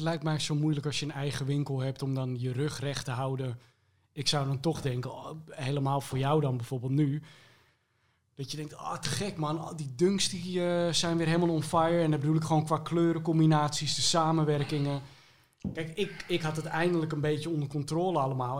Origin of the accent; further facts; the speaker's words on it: Almere, Flevoland, Netherlands; ik ben eh, opgegroeid in Almere